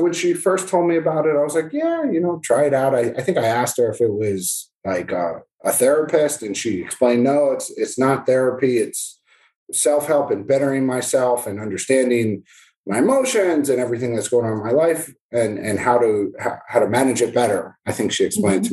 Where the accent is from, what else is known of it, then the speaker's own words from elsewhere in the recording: New Jersey, United States; moved away as an adult; now in Florida, United States; My kids are growing up in New Jersey